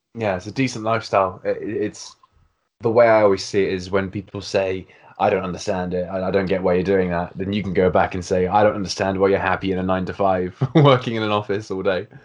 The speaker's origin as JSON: {"language": "English", "country": "United Kingdom", "said": "as a Brit"}